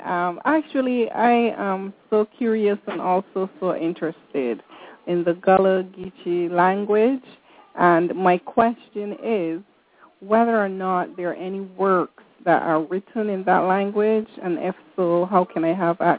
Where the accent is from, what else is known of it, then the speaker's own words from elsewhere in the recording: Barbados; I'm from Barbados.